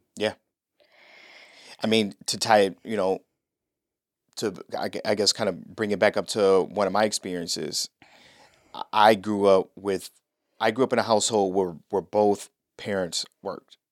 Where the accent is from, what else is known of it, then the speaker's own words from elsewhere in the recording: Cleveland, Ohio, United States; moved away as an adult; also born or lived in North Carolina; now in Orlando, United States; I'm from Cleveland